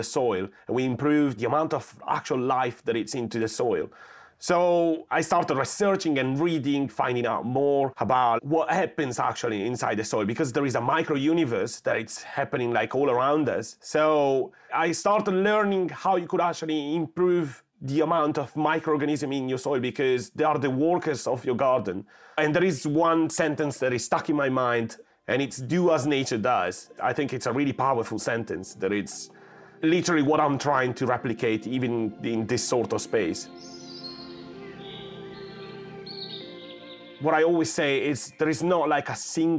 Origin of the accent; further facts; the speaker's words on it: northern Italy, Italy; moved away as an adult; now in London, United Kingdom; I've been growing food in London for about 7 years, and I moved from North Italy